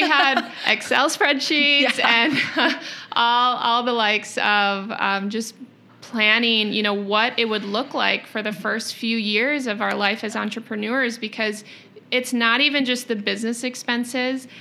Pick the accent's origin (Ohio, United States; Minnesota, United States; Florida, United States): Minnesota, United States; Rochester; also born or lived in Portland, Oregon; born and raised in Rochester